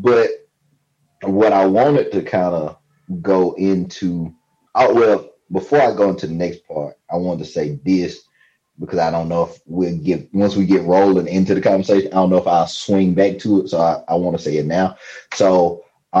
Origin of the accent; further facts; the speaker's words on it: Mississippi, United States; also born or lived in Louisiana; when we moved from Louisiana to Mississippi